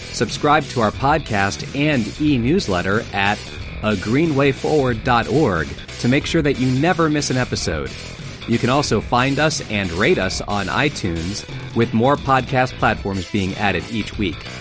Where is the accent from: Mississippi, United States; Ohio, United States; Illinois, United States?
Ohio, United States; Columbus; I'm from Columbus, Ohio myself.